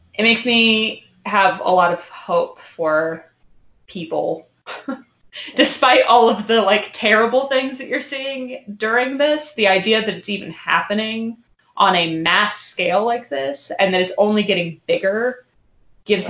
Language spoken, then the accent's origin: English; Alaska, United States; I'm from Alaska